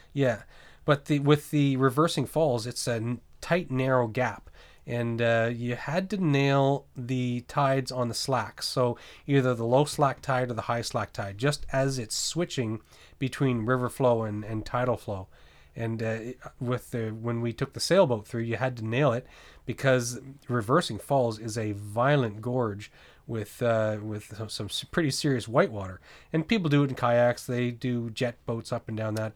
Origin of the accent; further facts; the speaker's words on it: New Brunswick, Canada; moved away; also born or lived in Nova Scotia / British Columbia; I grew up in New Brunswick, uh, Bay of Fundy